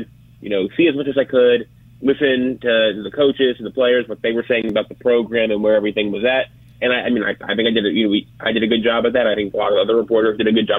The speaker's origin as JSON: {"language": "English", "region": "South Florida", "country": "United States", "tie": "born or raised there", "said": "when I was growing up in South Florida"}